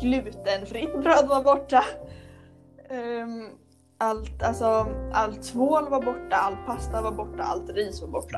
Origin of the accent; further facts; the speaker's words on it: Motala, Östergötland, Sweden; hemma i Motala